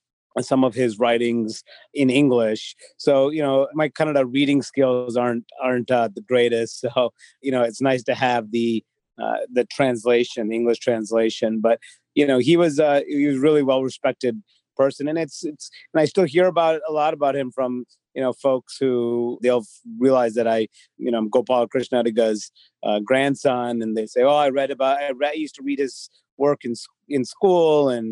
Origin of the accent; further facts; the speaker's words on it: Chicago, Illinois, United States; I grew up in the Chicago area